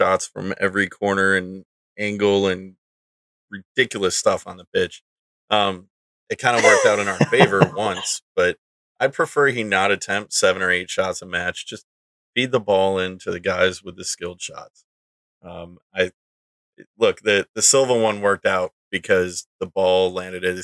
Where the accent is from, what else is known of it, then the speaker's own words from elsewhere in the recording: Michigan, United States; I'm from Michigan